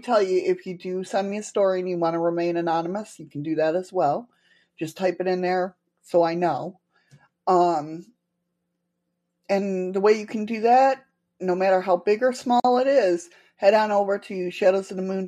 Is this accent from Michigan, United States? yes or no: no; Western New York, United States; I'm originally from Western New York